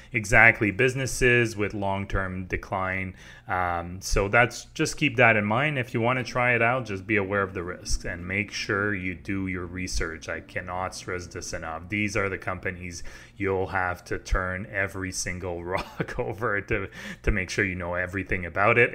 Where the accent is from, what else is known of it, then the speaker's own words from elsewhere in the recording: Quebec, Canada; I grew up in Quebec, so I, I lived in Quebec my whole life